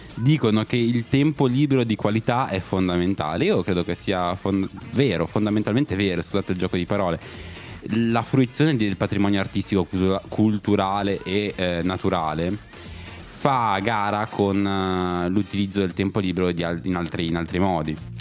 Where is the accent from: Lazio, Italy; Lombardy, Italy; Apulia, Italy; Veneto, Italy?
Lombardy, Italy; Milan; noi che siamo di Milano